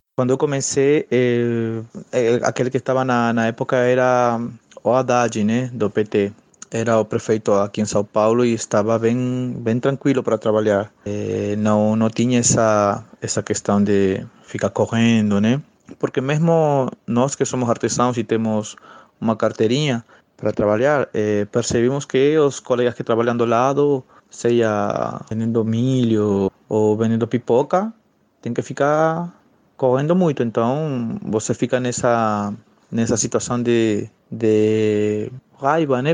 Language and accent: Portuguese; Peru; Portuguese is a second language; now in Brazil; eu sou peruano, eu sou um imigrante aqui no Brasil